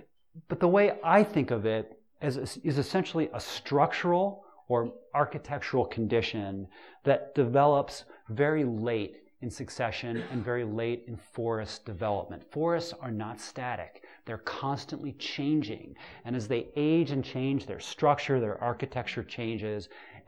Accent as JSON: {"language": "English", "region": "Pacific Northwest", "country": "United States", "said": "because I came here from the Pacific Northwest, and I'm still connected to a lot of my friends that work in old-growth out west"}